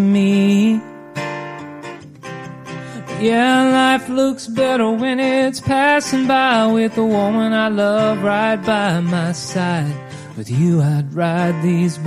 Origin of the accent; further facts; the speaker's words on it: Nashville, Tennessee, United States; also born or lived in Texas / Houston, Texas; I grew up in Nashville, but I was also born in Texas. So I kind of claim both.